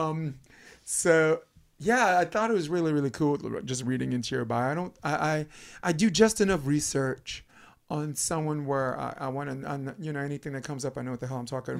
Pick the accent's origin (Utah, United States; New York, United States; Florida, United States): New York, United States; New York City; accent: Brooklynese; now in California, United States; I grew up in Brooklyn, New York